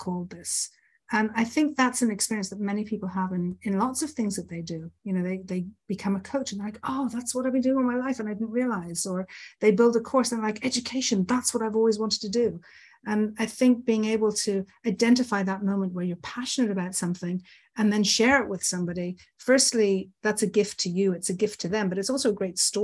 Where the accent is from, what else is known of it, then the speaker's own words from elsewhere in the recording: Ireland; I grew up in Ireland.